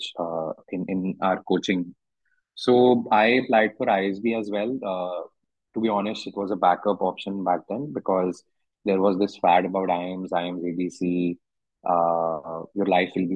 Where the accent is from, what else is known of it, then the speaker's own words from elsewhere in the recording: Delhi, India; I come from Delhi. Came back home.